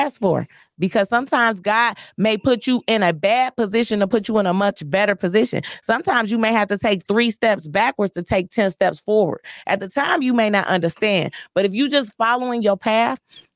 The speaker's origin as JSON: {"language": "English", "area": "Joy Road", "region": "Michigan", "country": "United States", "said": "I'm from Joy Road"}